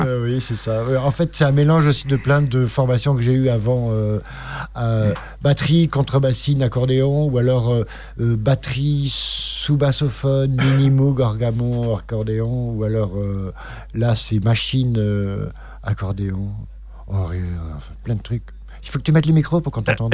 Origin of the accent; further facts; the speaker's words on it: Bordeaux, Nouvelle-Aquitaine, France; moved away as an adult; also born or lived in Paris; Je suis né à Bordeaux, puis j'ai monté une radio en, septembre 81